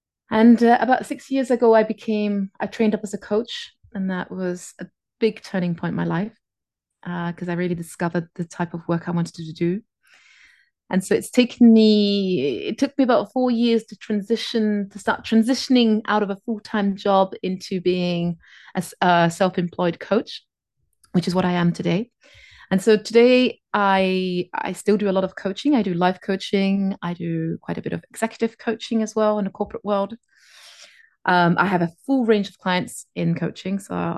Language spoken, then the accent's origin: English; France; first language English; now in Phuket, Thailand; I live in Phuket in Thailand, on this little tropical island. I'm originally from France. I have a Scottish mother, which is because I often get asked, like, how come you don't have the French accent?